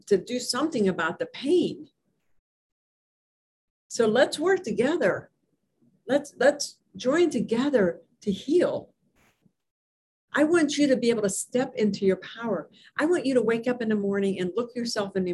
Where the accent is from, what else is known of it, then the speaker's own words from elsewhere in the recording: Hermitage, Pennsylvania, United States; in Hermitage, Pennsylvania, my hometown